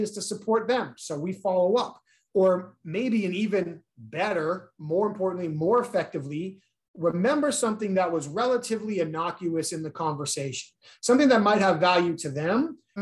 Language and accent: English; New England, United States; now in Southern United States, United States; I grew up in New England.